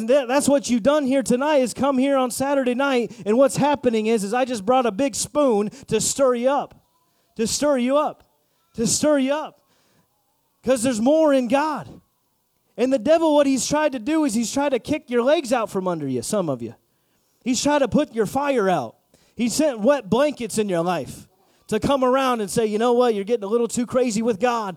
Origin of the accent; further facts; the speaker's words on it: Indiana, United States; I'm from Indiana, and we got a lot of area and space.